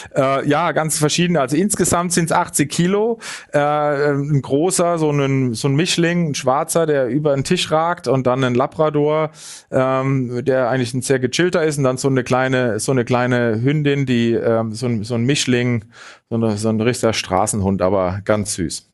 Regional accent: Munich, Bavaria, Germany; als Münchner

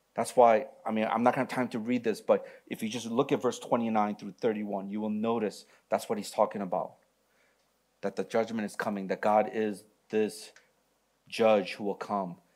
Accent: Michigan, United States; moved away; I'm from Michigan.

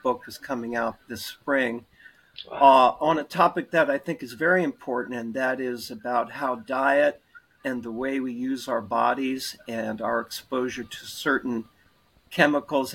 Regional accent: Bethesda, Maryland, United States; moved away as an adult; also born or lived in Washington, D.C. / Atlanta / Boston / Baltimore; I'm a native of Washington, D.C., and I grew up in Bethesda, Maryland

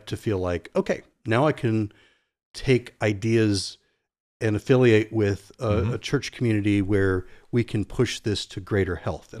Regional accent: Norfolk, Virginia, United States; I was in an ice cream store where I grew up in Norfolk, Virginia Beach area.

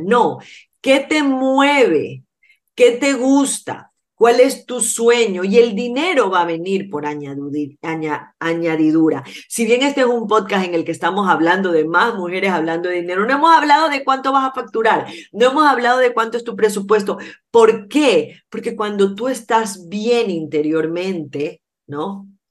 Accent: Ecuador

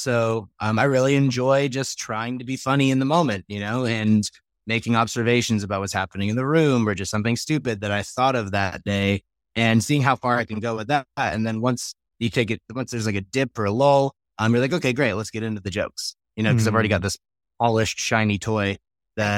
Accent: New York, United States; now in Colorado, United States; I grew up in the States. I grew up in New York. I live in Colorado

